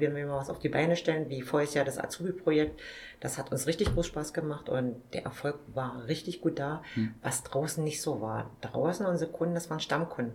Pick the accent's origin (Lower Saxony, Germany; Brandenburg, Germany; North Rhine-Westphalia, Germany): Brandenburg, Germany; Forst; den Markt in meiner Heimatstadt wieder übernehmen